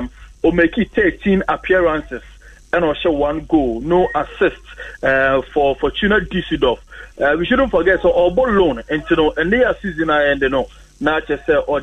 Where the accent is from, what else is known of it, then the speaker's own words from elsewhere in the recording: Jamaica; to me, Asha see I'm a Jamaican, you know, so I be here, come on.